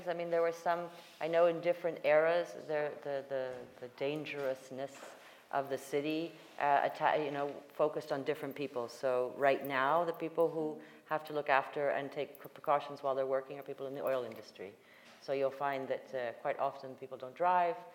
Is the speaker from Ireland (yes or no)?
no; Dusseldorf, North Rhine-Westphalia, Germany; born there; so I was born in Dusseldorf, and this was going back to Jamaica with my so my mother, my grandmother, and my great grandmother.